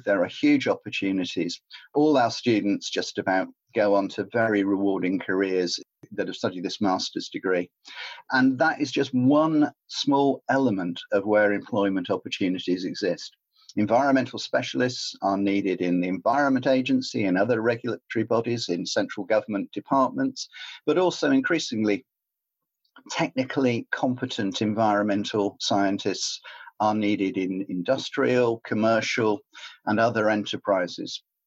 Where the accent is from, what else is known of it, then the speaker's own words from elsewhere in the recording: Cornwall, South West England, United Kingdom; I grew up in Cornwall